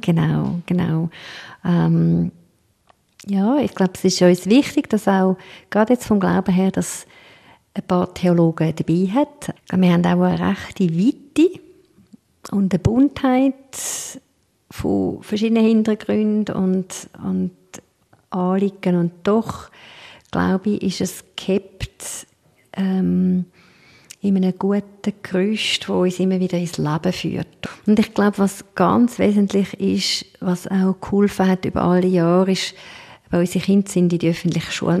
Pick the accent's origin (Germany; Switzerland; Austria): Switzerland; wir als Schweizer